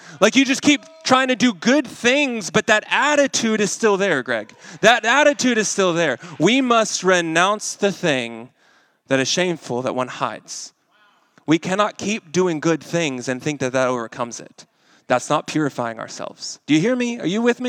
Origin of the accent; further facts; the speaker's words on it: Arkansas, United States; now in Kansas City, United States; I'm from Arkansas